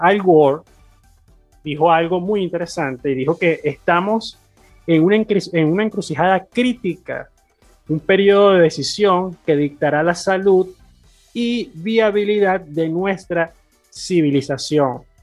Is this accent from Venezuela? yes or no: yes; Venezuela; siendo venezolano